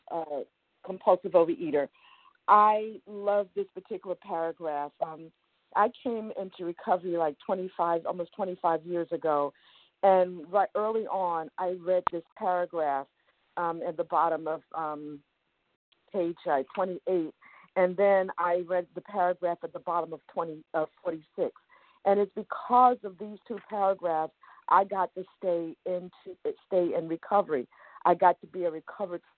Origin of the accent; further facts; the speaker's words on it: New York City, New York, United States; I grew up in Brooklyn, New York.